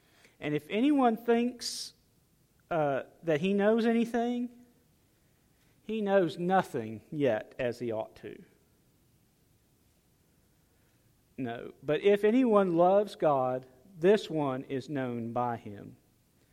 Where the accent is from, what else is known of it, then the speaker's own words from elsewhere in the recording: United States; I'm glad to be an American.